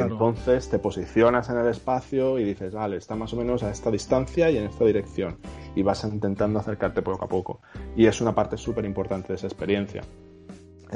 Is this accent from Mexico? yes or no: no; Valencia, Valencian Community, Spain; moved away; Yo soy de Valencia y, mis abuelos se conocieron en un pueblo que está cerca que se llama Náquera